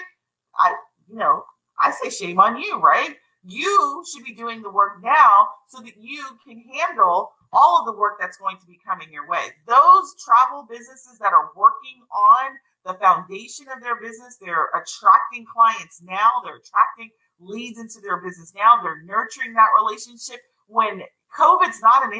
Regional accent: United States; me as an American

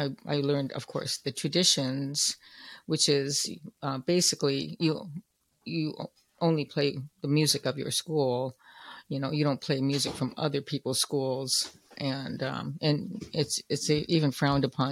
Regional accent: Oakland, California, United States; I'm growing up in Oakland, California

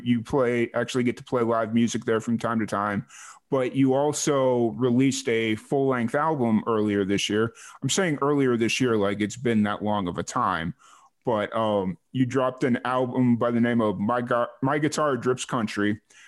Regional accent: Chicago, Illinois, United States; accent: Midwestern; moved away; I'm from Chicago, dude.

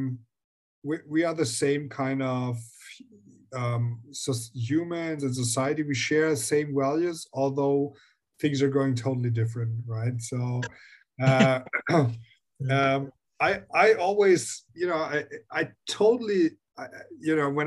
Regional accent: Germany; I am from Germany, and I always lived in Germany

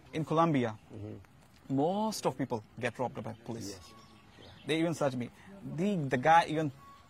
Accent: Pakistan; moved away as an adult; I'm from Pakistan.

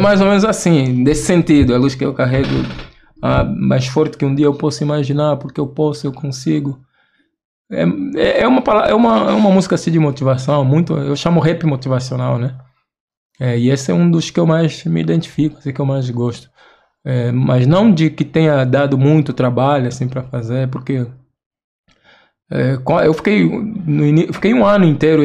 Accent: Angola; moved away as an adult; also born or lived in Rio Grande do Sul, Brazil; now in Brazil; a gente é angolano

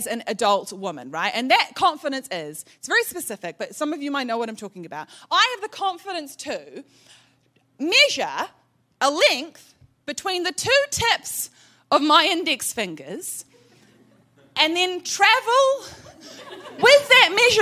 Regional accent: New Zealand; I am from New Zealand

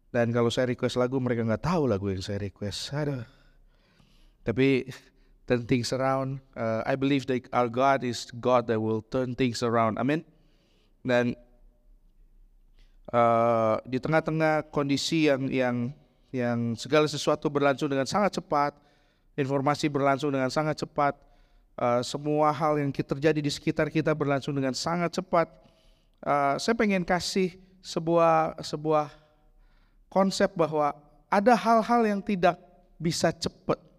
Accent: Bandung, West Java, Indonesia; di tempat saya besar di Bandung kita bikin di Cibadak hari ini bikin ntar sore udah jadi.

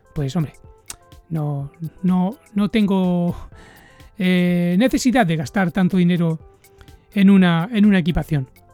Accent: Barcelona, Catalonia, Spain; moved away as an adult; now in Japan; yo les digo que soy de Barcelona

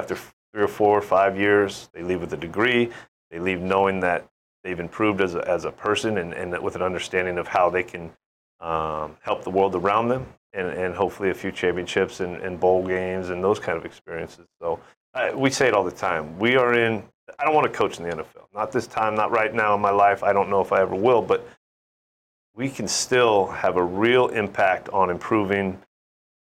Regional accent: San Francisco Bay Area, California, United States; now in Hawaii, United States; my hometown growing up

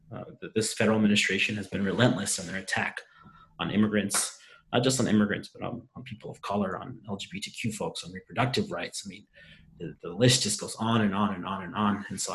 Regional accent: Eugene, Oregon, United States; I was born and raised right here in Eugene. My parents came here to join the long American tradition of coming to this country in search of a better life

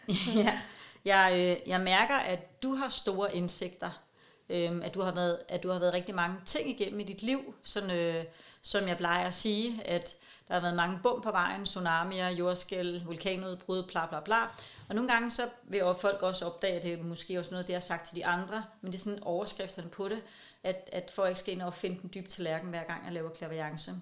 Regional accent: Copenhagen, Capital Region of Denmark, Denmark; jeg er københavner

